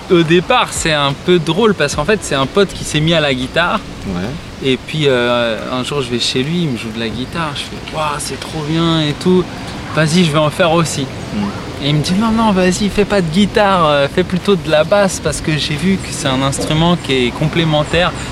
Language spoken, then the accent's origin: French; Morsang-sur-Orge, Île-de-France, France; Moi, je suis né à Morsan-sur-Orge.